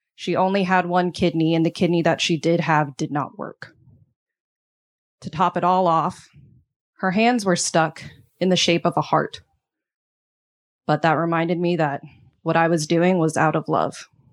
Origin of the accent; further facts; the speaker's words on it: Texas, United States; moved away; I'm from Texas, a place that I used to be proud to call home